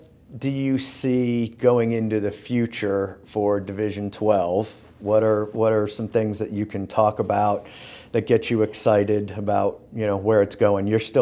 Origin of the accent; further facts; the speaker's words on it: Northeast, United States; now in Birmingham, United States; I grew up in the Northeast and the cities are bigger